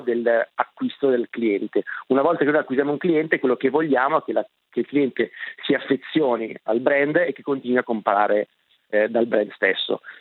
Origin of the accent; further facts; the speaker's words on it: Milan, Lombardy, Italy; Enrico ed io siamo milanesi, nati e cresciuti a Milano